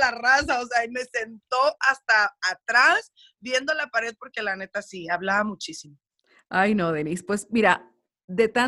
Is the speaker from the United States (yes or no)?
yes; United States; accent: Mexican; porque sí tengo un acento como que bien mexicano, que yo crecí, viví todo en México y no, yo toda la vida me crié en los Estados Unidos